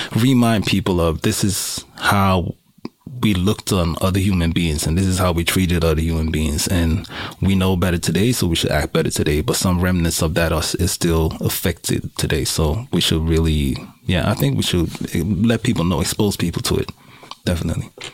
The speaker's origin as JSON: {"language": "English", "country": "Suriname", "moved": "yes", "lives_now": "Sweden", "said": "I am from Suriname. I would call myself first generation immigrant to Sweden."}